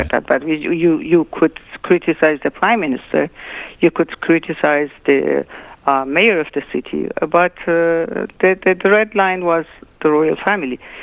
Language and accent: English; Tehran, Tehran Province, Iran; moved away; also born or lived in Shiraz, Iran; I was born in Shiraz, but I was not raised in Shiraz. I uh, my parents moved to Tehran when I was a year and a half